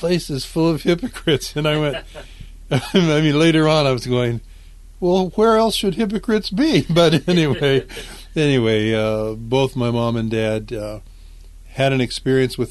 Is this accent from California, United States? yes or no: yes; California, United States; I was raised in California and out in the desert in California. My family moved from Southern California out to the desert